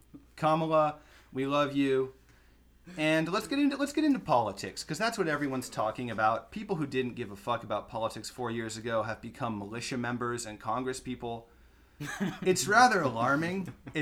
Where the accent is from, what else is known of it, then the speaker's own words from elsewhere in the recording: Ojai, California, United States; I'm from Ojai, born and raised, still live here.